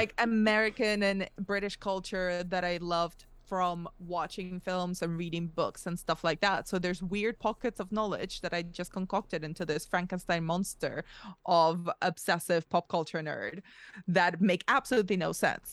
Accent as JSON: {"language": "English", "country": "Spain", "tie": "born or raised there", "moved": "yes", "lives_now": "United Kingdom", "said": "I was moved to Spain as a very young kid and grew up in between two very, very radically different cultures, which is my parents are Russian, I grew up in Spain"}